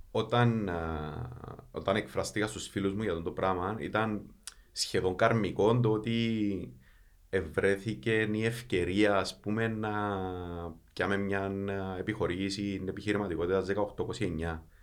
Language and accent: Greek; Kaimakli, Nicosia District, Cyprus; είμαι από το Καϊμακλή